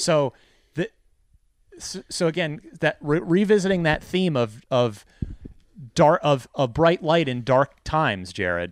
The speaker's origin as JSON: {"language": "English", "region": "New Jersey", "country": "United States", "also_born_or_lived": "Phoenix", "moved": "yes", "said": "I'm originally from New Jersey"}